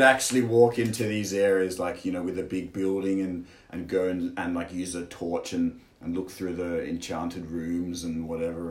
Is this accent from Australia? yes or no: yes; Australia; moved away as an adult; now in China; I'm from Australia, and I'm 29, and I'm here in China.